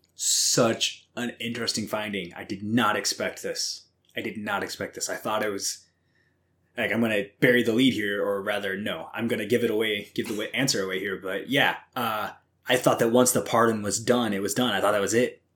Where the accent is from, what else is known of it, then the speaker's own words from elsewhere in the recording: Southwest Missouri, United States; I grew up on Southwest Missouri